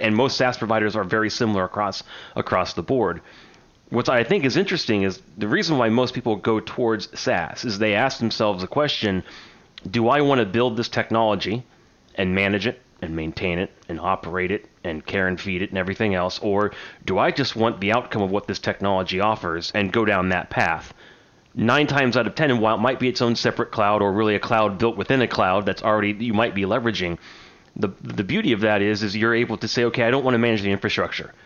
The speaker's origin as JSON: {"language": "English", "country": "United States", "said": "I'm an American"}